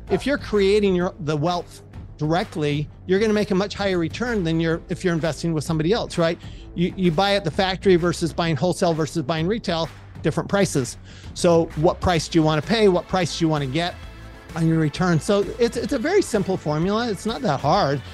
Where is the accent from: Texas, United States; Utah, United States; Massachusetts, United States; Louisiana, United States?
Utah, United States; Salt Lake City; I grew up in Salt Lake City, Utah.